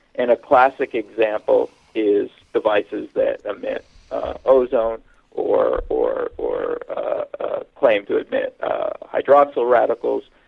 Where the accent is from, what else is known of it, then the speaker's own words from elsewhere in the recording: Hamilton, Ontario, Canada; moved away as an adult; also born or lived in Pennsylvania, United States / California, United States / Austin, Texas, United States; now in Toronto, Canada; I was born in Hamilton, Ontario, Canada, uh, which is kind of the uh, analog to Pittsburgh in Canada, a steel town. And when I was 13, we moved to Toronto